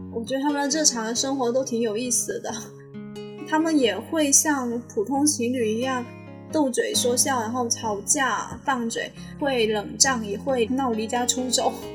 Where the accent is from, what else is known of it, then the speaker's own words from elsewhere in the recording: Guangdong, China; moved away as an adult; now in Shanghai, China; 今年二十二岁，我是潮汕人